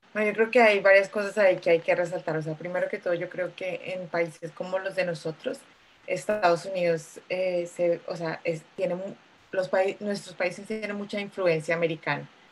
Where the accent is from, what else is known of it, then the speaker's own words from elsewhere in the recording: Bogotá, Colombia; moved away as an adult; also born or lived in New York / Santiago, Chile; now in United Kingdom; soy colombiana, nací en Bogotá hace muchos, muchos años